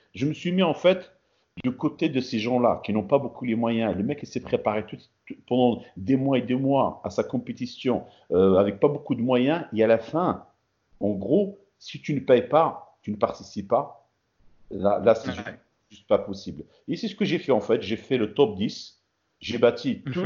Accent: Morocco; also born or lived in France; now in Portland, United States; représenter mon pays natal

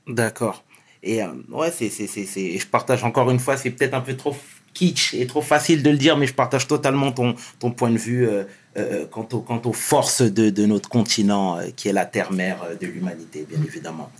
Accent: Senegal; je suis d'origine du Sénégal, je viens du Sénégal

